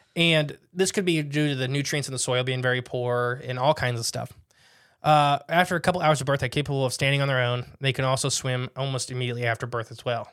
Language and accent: English; United States; I'm an American